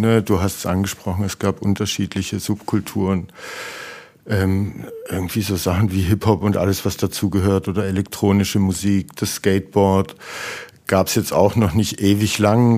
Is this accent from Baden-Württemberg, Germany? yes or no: yes; Heilbronn, Baden-Württemberg, Germany; wir sind aus Heilbronn